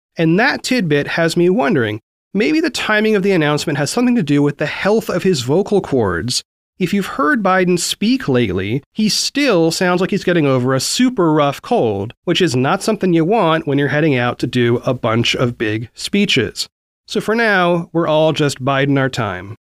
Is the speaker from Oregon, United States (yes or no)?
yes; Oregon, United States; Oregon, my home state